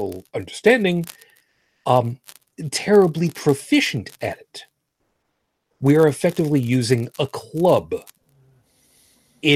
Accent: United States; I'm American, not Canadian

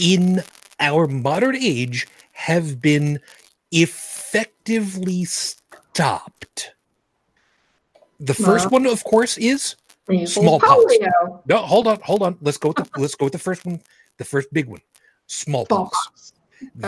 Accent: New York City, New York, United States; my hometown of Brooklyn

